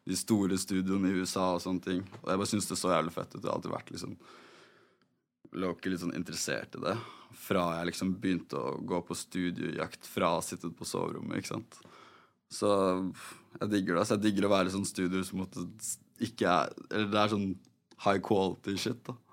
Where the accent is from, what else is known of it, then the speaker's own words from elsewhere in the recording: Oslo, Norway; Jeg har vokst opp på Adamstuen. Ja. Uh, liksom på Linderen